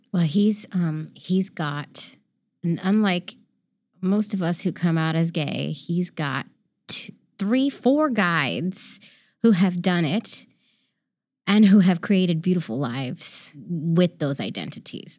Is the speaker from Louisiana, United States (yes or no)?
no; San Francisco, California, United States; I grew up in San Francisco